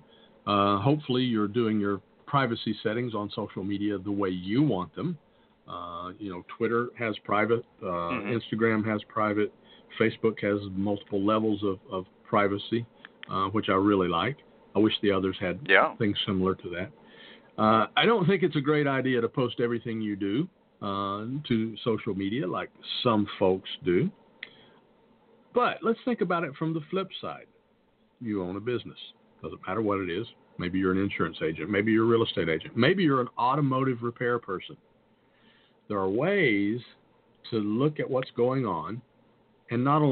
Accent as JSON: {"language": "English", "region": "the South", "country": "United States", "said": "I'm from the South"}